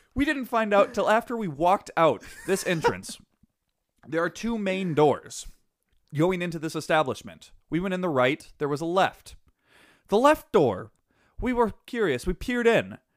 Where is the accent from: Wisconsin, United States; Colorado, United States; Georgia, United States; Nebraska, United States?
Wisconsin, United States; I come from Wisconsin